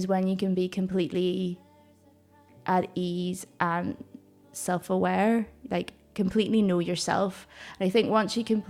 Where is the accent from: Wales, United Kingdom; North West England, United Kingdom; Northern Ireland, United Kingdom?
Northern Ireland, United Kingdom; moved away as an adult; now in Glasgow, United Kingdom; I was born in Northern Ireland